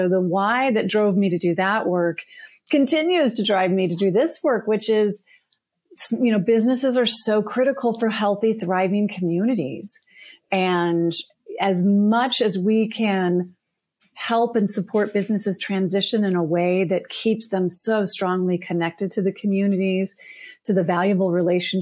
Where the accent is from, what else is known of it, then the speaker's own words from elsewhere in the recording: Colorado, United States; I am originally from Colorado